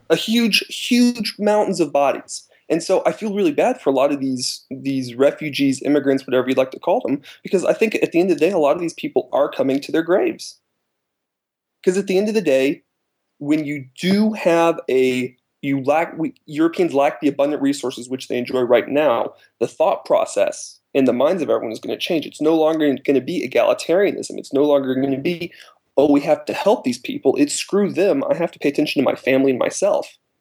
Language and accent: English; United States; now in Germany; I'm an American